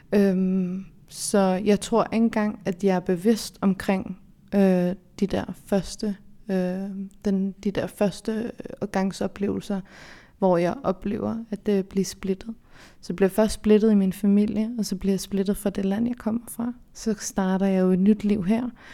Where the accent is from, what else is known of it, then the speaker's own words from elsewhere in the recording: Denmark; så er jeg jo fra Danmark, kan man sige. Jeg øh, er opvokset her